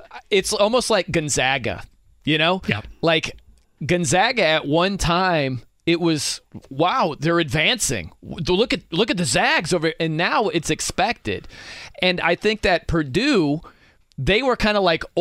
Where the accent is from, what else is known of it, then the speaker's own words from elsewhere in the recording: South Bend, Indiana, United States; I'm from South Bend, so I, I grew up on Notre Dame football.